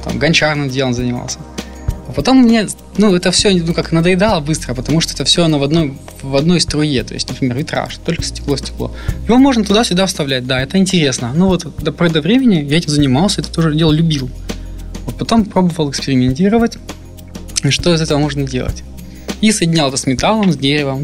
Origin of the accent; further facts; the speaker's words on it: Yessentuki, Stavropol Krai, Russia; moved away; Я родом из Ставропольского края, город Ессентуки